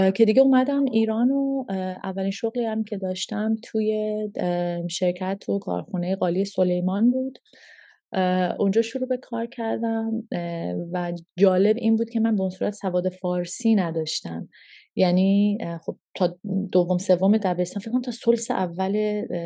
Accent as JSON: {"language": "Persian", "country": "Canada", "tie": "born or raised there", "also_born_or_lived": "Toronto / Montreal / Calgary / Vancouver", "moved": "as an adult", "lives_now": "Iran", "said": "من هشت سالم که بود هشت نه سالم که بودش ما از ایران مهاجرت کردیم پدر من شرکت نفت کار میکردم و به عنوان اسکیلد ورکر ما ویزا گرفتیم و رفتیم کانادا"}